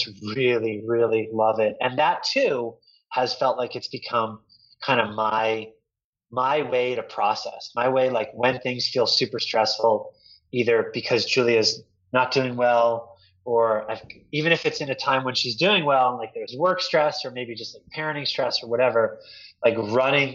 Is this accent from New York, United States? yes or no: no; Delaware, United States; moved away as an adult; now in San Francisco, United States; I grew up in Delaware